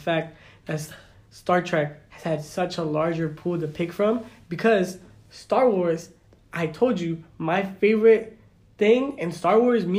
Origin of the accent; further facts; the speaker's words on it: Mexico; I'm from Mexico